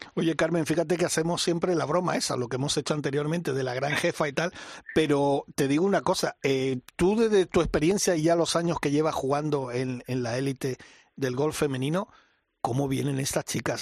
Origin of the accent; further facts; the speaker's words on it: Mallorca, Balearic Islands, Spain; mi tierra